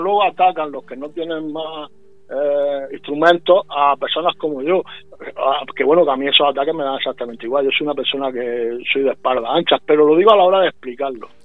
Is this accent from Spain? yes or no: yes; Puerto Lumbreras, Region of Murcia, Spain; soy de Puerto Lumbrera, eh, soy murciano y soy español